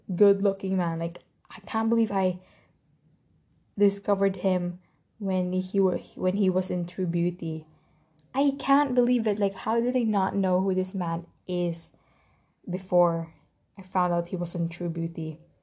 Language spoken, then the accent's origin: English; Philippines; I'm Filipino